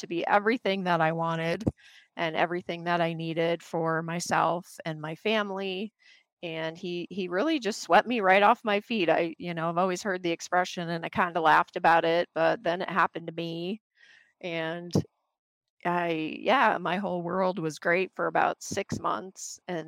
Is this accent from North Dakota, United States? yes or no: yes; North Dakota, United States; moved away as an adult; also born or lived in Wisconsin / Wyoming; now in Phoenix, United States; I grew up in the Midwest, originally born in North Dakota, moved to Wisconsin, then lived in Wyoming, just, you know, kind of a country girl living the simple life.